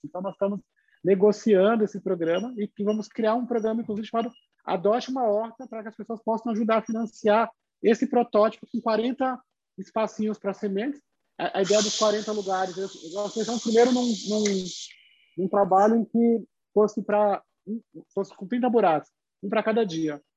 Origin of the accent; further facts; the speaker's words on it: Bahia, Brazil; also born or lived in Paraisópolis, São Paulo; now in São Paulo, Brazil; Eu sou baiano